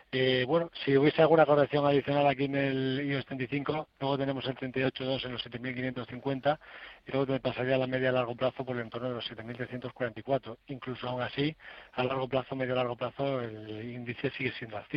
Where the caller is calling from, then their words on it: Madrid, Community of Madrid, Spain; de Madrid.